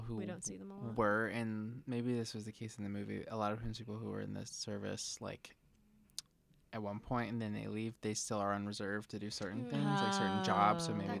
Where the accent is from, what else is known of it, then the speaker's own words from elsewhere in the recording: the South, United States; moved away; Because I grew up like partially in the South